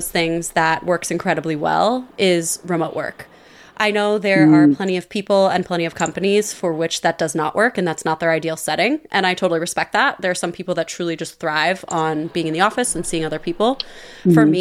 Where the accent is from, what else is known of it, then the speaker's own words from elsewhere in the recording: Long Island, New York, United States; I've grown up on Long Island, so I'm a New Yorker through and through